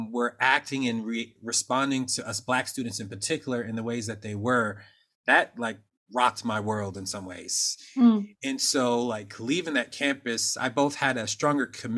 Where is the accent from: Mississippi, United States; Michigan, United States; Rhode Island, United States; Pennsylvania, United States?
Pennsylvania, United States; Norristown; I grew up in Norristown, Pennsylvania